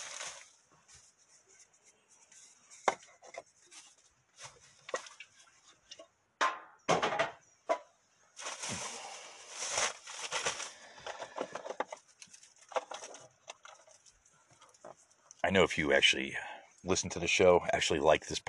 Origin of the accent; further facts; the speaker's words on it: United States; I am is an American